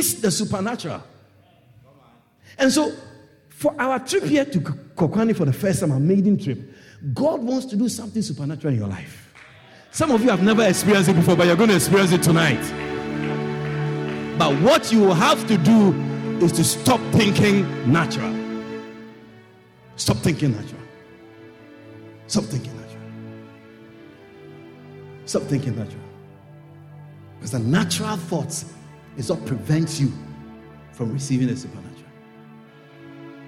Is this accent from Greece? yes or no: no; Kumasi, Ashanti, Ghana; moved away; where I come from in West Africa, I come from Ghana. I was born in Ghana. And I'm from the Ashanti tribe.